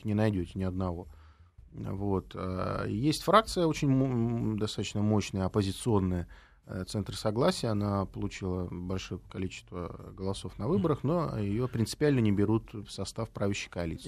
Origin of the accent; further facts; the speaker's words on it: Riga, Latvia; now in Moscow, Russia; При том, что Рига мой родной город, я родился в Риге